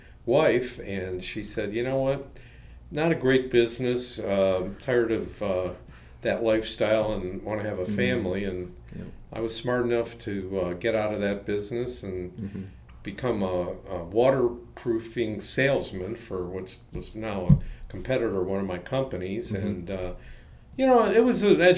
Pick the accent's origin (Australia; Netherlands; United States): United States; Cleveland, Ohio; also born or lived in Columbus, Ohio / San Francisco; I grew up in Cleveland, Ohio